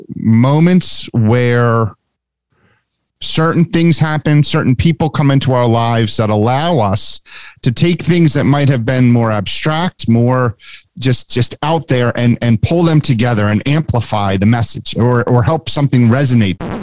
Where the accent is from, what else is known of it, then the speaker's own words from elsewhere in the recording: Haddonfield, New Jersey, United States; also born or lived in Cherry Hill, New Jersey / California; I've lived in Haddonfield since I was four year